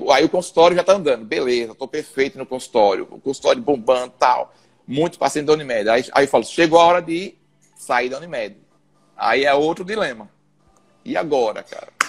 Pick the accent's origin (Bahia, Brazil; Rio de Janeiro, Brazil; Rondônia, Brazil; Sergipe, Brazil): Sergipe, Brazil; Aracaju; also born or lived in São Paulo; eu sou daqui de Aracaju, né? Fiz faculdade aqui em Aracaju mesmo